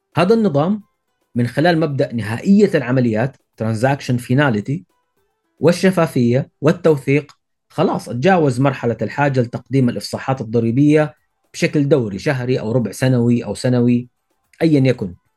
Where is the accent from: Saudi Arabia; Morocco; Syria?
Saudi Arabia; عندنا في السعوديه